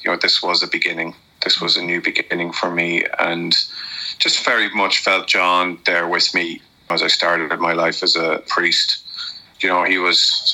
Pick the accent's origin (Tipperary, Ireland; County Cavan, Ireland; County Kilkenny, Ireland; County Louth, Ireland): County Louth, Ireland; Dundalk; I'm from Dundalk